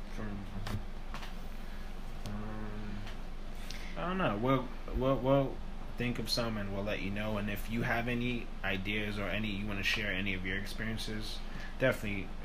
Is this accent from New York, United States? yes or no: yes; New York City, New York, United States; we're from New York